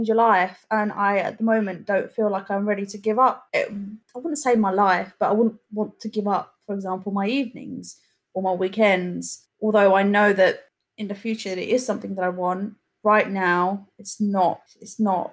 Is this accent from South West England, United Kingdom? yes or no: no; Essex, East of England, United Kingdom; I am 27 and I'm from Essex